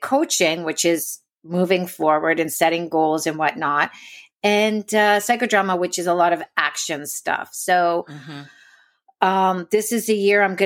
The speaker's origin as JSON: {"language": "English", "country": "Canada", "moved": "yes", "said": "I'm Canadian."}